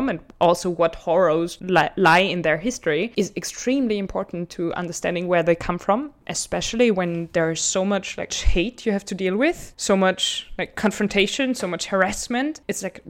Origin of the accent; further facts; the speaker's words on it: Vienna, Austria; now in Brussels, Belgium; I always like perceived myself as Viennese because I have heritage somewhere else